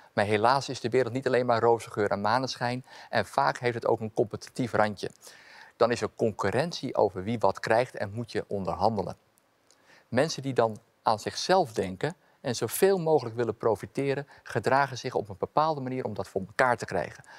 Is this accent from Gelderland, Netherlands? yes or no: no; Amsterdam, North Holland, Netherlands; Ik ben opgegroeid in Amsterdam-Noord